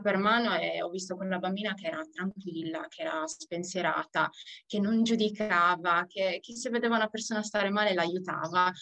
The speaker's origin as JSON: {"language": "Italian", "region": "Sardinia", "country": "Italy", "tie": "born or raised there", "moved": "yes", "said": "sono nata in Sardegna, ritornata in Sardegna dopo parecchi viaggi fuori per via della mia famiglia"}